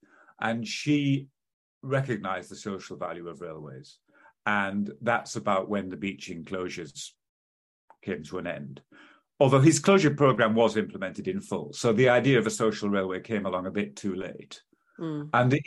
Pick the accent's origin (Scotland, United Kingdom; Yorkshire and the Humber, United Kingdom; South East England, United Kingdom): Yorkshire and the Humber, United Kingdom; York; my equivalent of Louth was Whitby, growing up in York